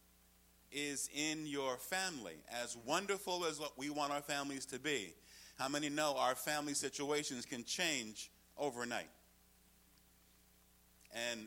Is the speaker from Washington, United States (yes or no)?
no; New York, United States; I'm from New York